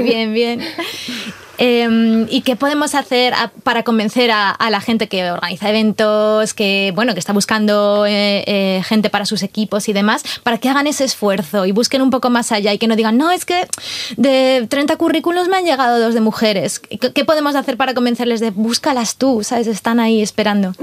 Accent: Salamanca, Castile and León, Spain; Yo, como castellana, yo soy de Castilla y León de Salamanca

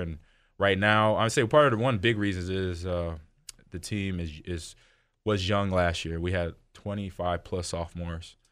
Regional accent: California, United States; I grew up in California

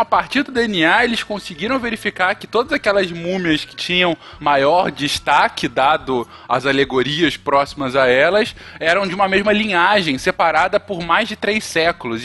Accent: Brazil; somos brasileiros

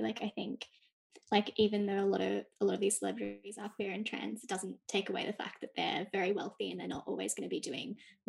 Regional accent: New South Wales, Australia; now in Victoria, Australia; I grew up in New South Wales

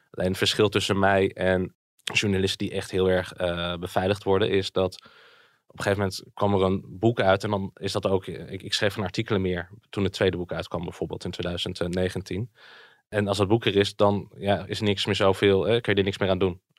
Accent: Friesland, Netherlands; born there; also born or lived in Alphen aan de Rijn / Zwolle / Groningen; ja, ja, ik ben geboren in Friesland.

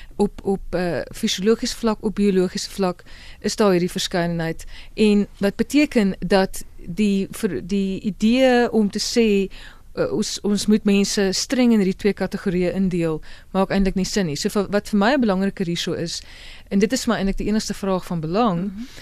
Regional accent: South Africa; ons ook as Afrikaners

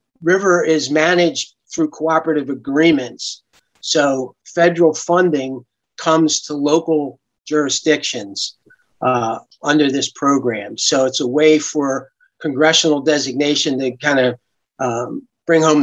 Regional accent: Brigantine, New Jersey, United States; I grew up in Brigantine

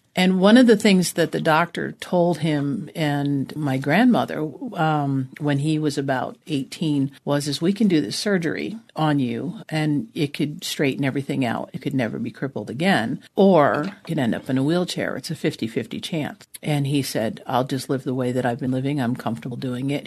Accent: New Jersey, United States; also born or lived in Vermont; now in Arizona, United States; I was born in New Jersey, so I'm a Jersey girl.

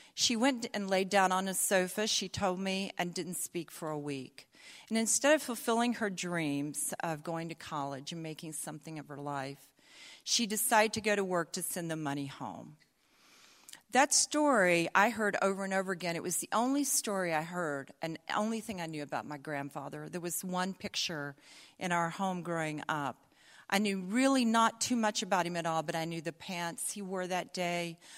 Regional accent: the South, United States; accent: Southern; also born or lived in Atlanta, Georgia; I'll not lapse into my Southern accent, but I might.

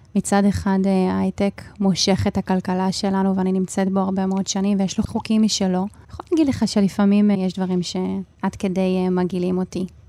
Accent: Hadera, Haifa District, Israel; גם אני וגם חברות שלי, שגדלנו ביחד בחדרה

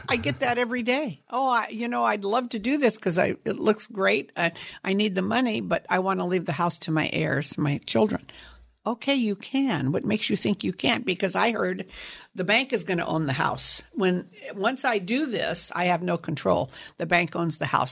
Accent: Sunnyvale, California, United States; also born or lived in San Jose, California; I grew up in Sunnyvale, California, on a apricot, cherry, and prune orchard

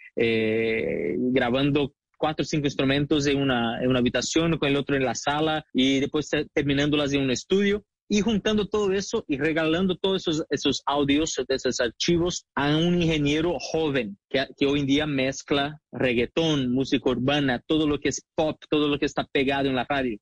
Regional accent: Brazil; now in Miami, United States; sí, de Brasil

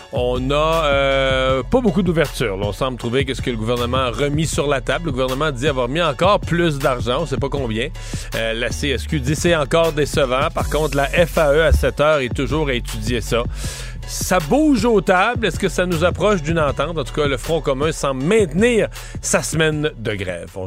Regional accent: Quebec, Canada; quand on est québécois

